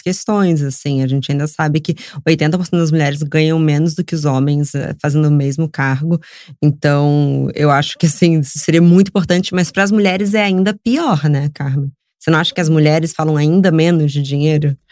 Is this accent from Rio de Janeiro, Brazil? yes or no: yes; Rio de Janeiro, Brazil; moved away as an adult; now in São Paulo, Brazil; eu cresci no Rio